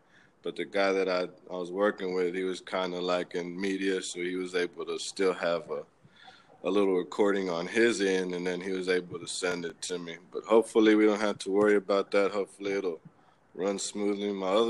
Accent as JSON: {"language": "English", "town": "Houston", "region": "Texas", "country": "United States", "said": "and I'm from Houston"}